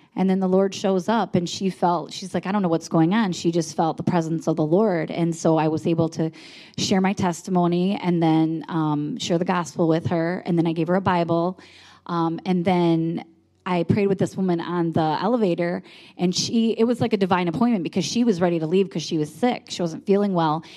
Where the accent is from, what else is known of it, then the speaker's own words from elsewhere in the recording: Michigan, United States; we're from Michigan